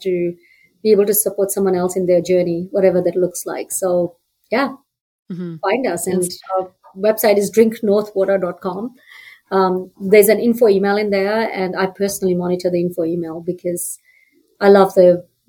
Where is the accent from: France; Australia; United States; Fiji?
Fiji; now in Calgary, Canada; I'm from Fiji